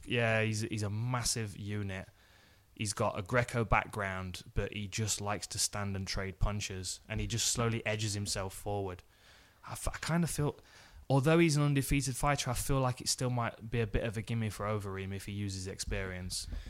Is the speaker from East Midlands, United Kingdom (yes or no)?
yes; Nottingham, East Midlands, United Kingdom; I was in my hometown.